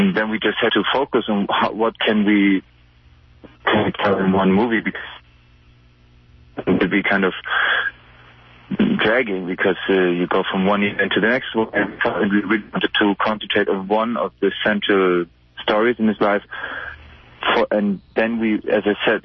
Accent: Frankfurt, Hesse, Germany; I grew up in Frankfurt

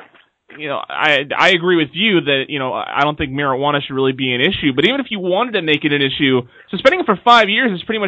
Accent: United States; I'm just American

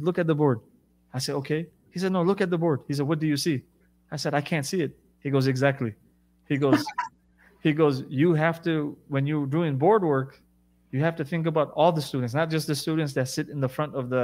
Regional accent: United States; first language English; moved away as an adult; also born or lived in Jeddah, Saudi Arabia; I'm American. I have 2 degrees. English is my first language.

